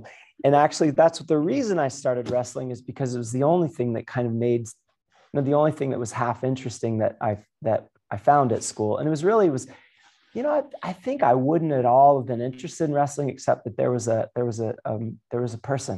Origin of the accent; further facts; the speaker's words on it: about 2 hours north of Miami, Florida, United States; moved away; also born or lived in Virginia; So I grew up further down south, like maybe 2 hours north. Well, it used to be 2 hours. Depends on traffic now, but it used to be about 2 hours north of Miami.